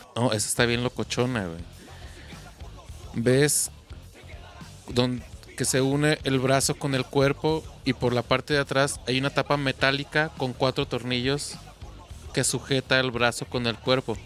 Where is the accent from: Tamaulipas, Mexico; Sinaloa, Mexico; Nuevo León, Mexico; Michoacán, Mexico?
Michoacán, Mexico; Zamora; now in Guadalajara, Mexico; yo soy de ahí de Zamora, entonces regresé